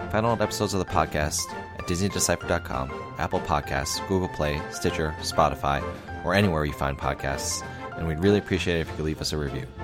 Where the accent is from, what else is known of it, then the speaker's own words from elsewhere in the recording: Hong Kong; moved away; I grew up in Hong Kong going to Ocean Park